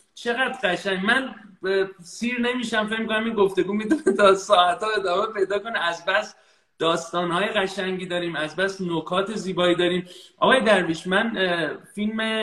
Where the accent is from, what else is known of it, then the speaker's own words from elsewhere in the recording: Iran; moved away; من الان خارج از ایرانم ولی تمام وجودم در ایرانه خانوادم در ایرانن